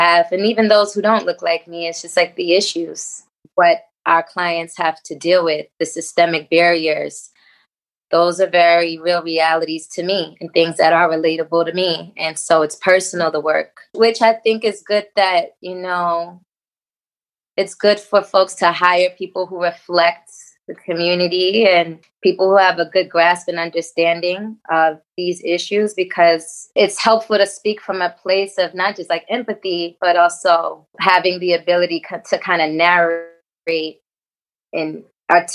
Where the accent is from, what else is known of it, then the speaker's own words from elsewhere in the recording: New York City, New York, United States; I'm born and raised in Harlem